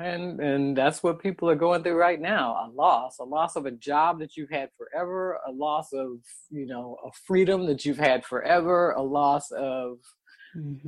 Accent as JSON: {"language": "English", "town": "Oakland", "region": "California", "country": "United States", "tie": "born or raised there", "said": "I was born and raised in Oakland"}